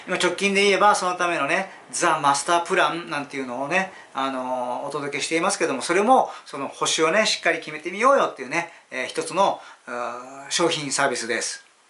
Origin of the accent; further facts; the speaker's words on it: Yokohama, Kanagawa, Japan; 地元横浜にこもってた方がいいなと思ったら地元にこもらせてもらいます